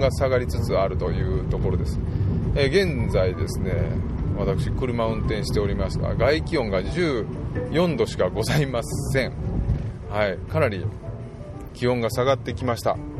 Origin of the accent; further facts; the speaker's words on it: Totsukawa, Nara, Japan; 私の故郷であります。奈良県の十津川村